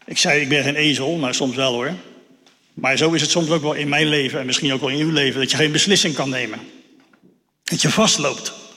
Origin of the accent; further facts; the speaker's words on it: Netherlands; Daar staan we ook als Nederlanders eh, best wel bekend om